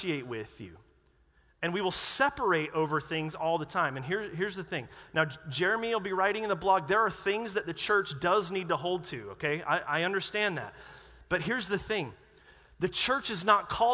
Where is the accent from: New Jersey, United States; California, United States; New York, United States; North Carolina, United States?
North Carolina, United States; moved away; I grew up in North Carolina